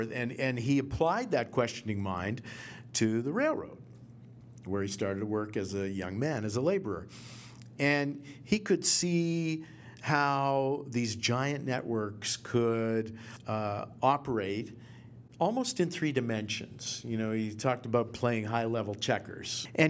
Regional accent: Halifax, Nova Scotia, Canada; Totally different countries. I'm a kid from Halifax.

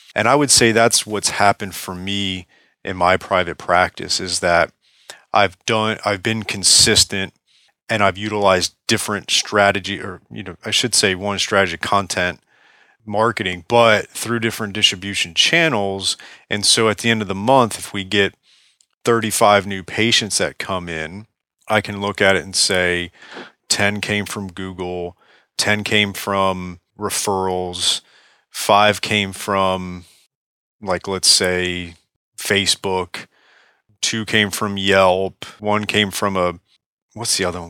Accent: Palm Beach, Florida, United States; Palm Beach, Florida, right here in my, my hometown

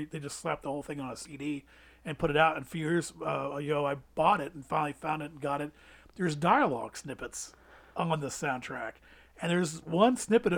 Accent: Evansville, Indiana, United States; also born or lived in Louisville / Georgetown / Des Moines; Evansville, I've been here since I started school in Evansville. So Evansville's, you know, for lack of, you know, it's my hometown

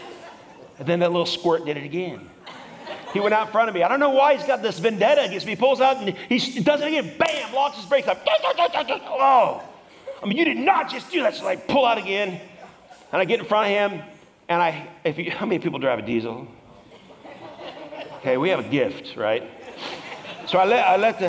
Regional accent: Washington, United States; moved away; I'm from Washington

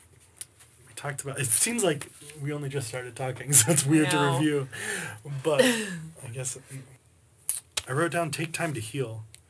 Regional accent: Alabama, United States; now in Pittsburgh, United States; I'm from Alabama

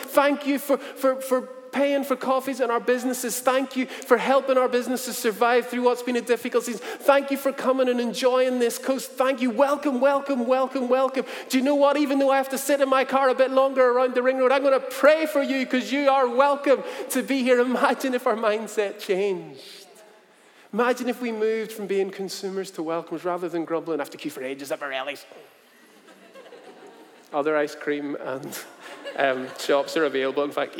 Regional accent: South Korea; I said, you know what, I'm from Korea, so not too far away.

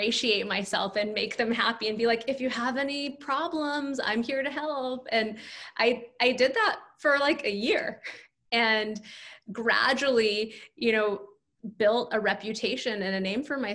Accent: California, United States; moved away as an adult; now in New York, United States; I grew up in California, so I had no like personal or family contacts in New York

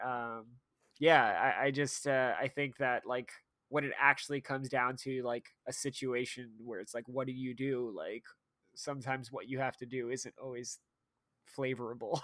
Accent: United States; as an American

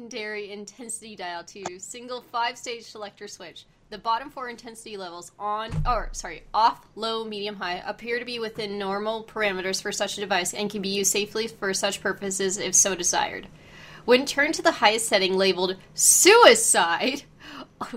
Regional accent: United States; I am American

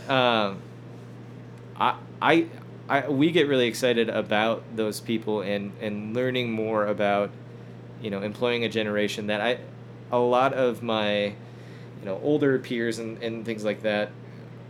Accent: Chicago suburbs, Illinois, United States; moved away as an adult; now in Denver, United States; I'm originally from Chicago suburbs

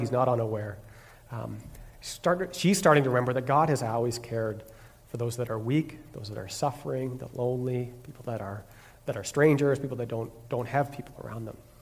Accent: Ontario, Canada; moved away as an adult; also born or lived in Quebec City; I'm originally from Ontario, and when I finished school, I moved to Quebec City.

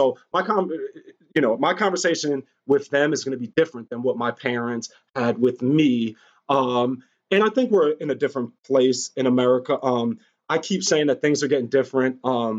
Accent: Maine, United States; Well, in my town, I'm from Maine. I only had like two black kids in my school and they don't look like you.

